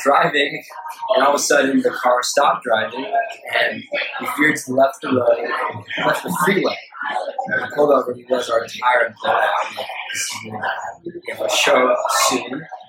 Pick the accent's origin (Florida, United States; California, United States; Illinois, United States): California, United States; Los Angeles; I'm from LA.